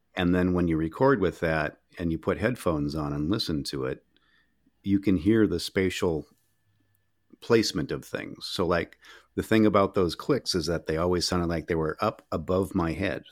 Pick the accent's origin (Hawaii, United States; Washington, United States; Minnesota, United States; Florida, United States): Minnesota, United States; I'm from Minnesota